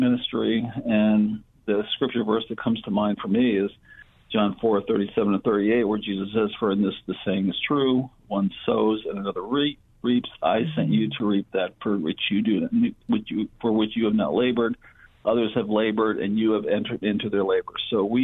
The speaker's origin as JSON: {"language": "English", "region": "Connecticut", "country": "United States", "tie": "born or raised there", "also_born_or_lived": "California", "moved": "as an adult", "said": "I grew up in Connecticut"}